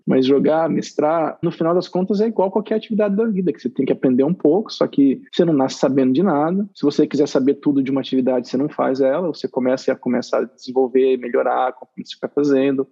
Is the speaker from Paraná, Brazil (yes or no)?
yes; Arapongas, Paraná, Brazil; eu cresci em Arapongas, no Paraná